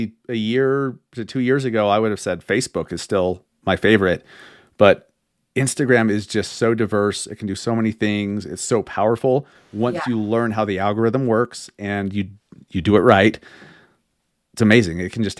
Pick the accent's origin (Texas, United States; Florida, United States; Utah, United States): Utah, United States; Sandy; also born or lived in Holladay, Utah; I grew up here. I grew up in Sandy, then lived in Holiday most of my life. And then I've lived all around the Salt Lake Valley.